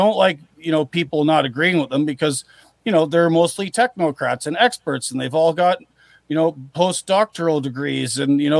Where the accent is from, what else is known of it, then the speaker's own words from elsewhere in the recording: Canada; my home country